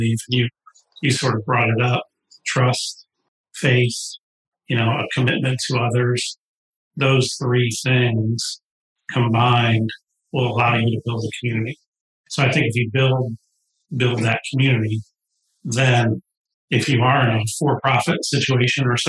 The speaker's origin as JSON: {"language": "English", "town": "St. Louis", "region": "Missouri", "country": "United States", "tie": "born or raised there", "said": "I grew up in St. Louis"}